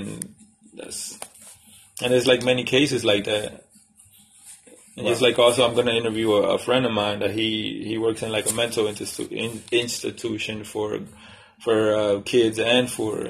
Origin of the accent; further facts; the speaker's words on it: Dominican Republic; moved away; Well, when I came from the Dominican Republic, it was 10 of us in the house.